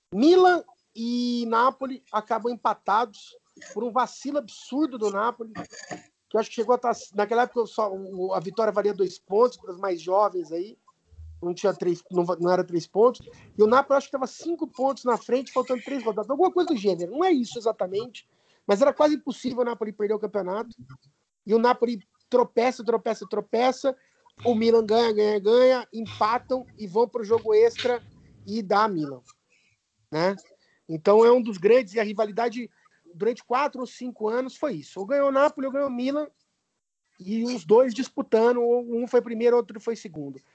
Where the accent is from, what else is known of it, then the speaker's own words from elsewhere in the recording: Campinas, São Paulo, Brazil; eu sou de Campinas